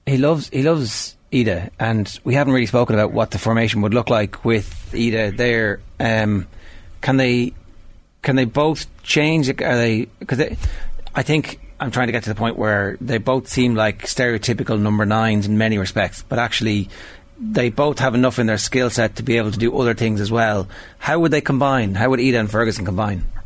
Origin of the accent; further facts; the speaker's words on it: Ireland; we're Irish